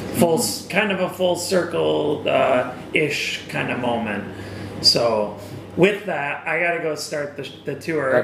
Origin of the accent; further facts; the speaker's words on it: Wisconsin, United States; Wisconsin, my home state